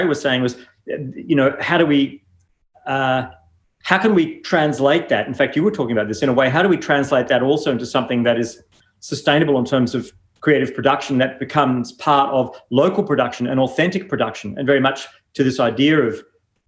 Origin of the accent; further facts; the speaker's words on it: New Zealand; moved away as an adult; now in Melbourne, Australia; I grew up in New Zealand and then came here broadly to study architecture